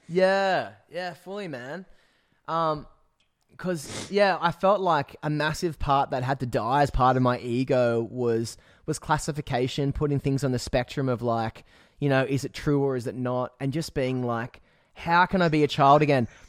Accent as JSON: {"language": "English", "town": "Newcastle", "region": "New South Wales", "country": "Australia", "tie": "born or raised there", "moved": "yes", "lives_now": "Byron Bay, Australia", "said": "I grew up in Newcastle"}